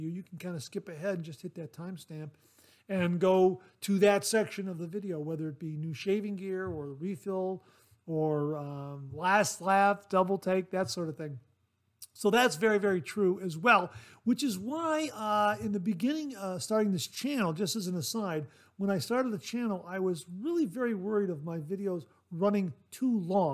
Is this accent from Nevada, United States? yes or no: no; Ohio, United States; Ohio and all 88 counties, my home state